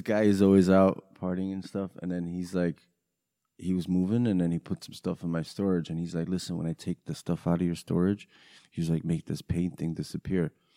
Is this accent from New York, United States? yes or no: yes; New York, United States; born or raised there; English is a second language; also born or lived in Romania